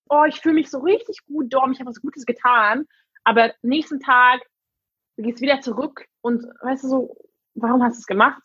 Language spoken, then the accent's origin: German; Hungary; first language English and Hungarian; German is a second language; moved away as an adult; now in Berlin, Germany; Ursprünglich komme ich aus Ungarn, ähm, aber ich bin mit Englisch und Ungarisch aufgewachsen.